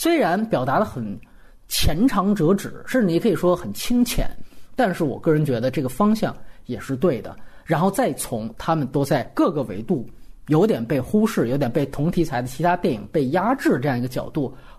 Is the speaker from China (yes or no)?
yes; Guangdong, China; 比如说我们潮汕人在外面这样的一个故事